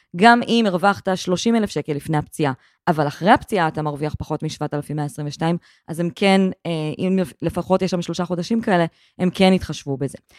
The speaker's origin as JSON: {"language": "Hebrew", "town": "Gedera", "region": "Central District", "country": "Israel", "tie": "born or raised there", "said": "גדלתי בגדרה"}